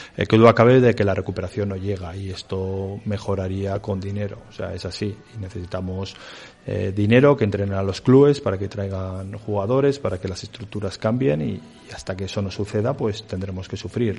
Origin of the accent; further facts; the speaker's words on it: Villava, Navarre, Spain; now in Valladolid, Spain; yo soy navarro de, de Villaba